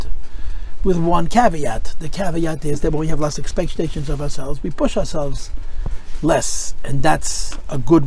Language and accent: English; United States; I'm proud to be an American. I was raised by an immigrant who told me to love America.